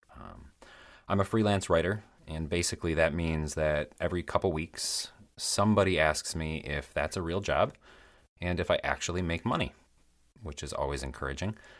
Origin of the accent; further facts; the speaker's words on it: Michigan's Upper Peninsula, United States; accent: Midwestern; now in Chicago area, United States; I was born and raised in Michigan's Upper Peninsula.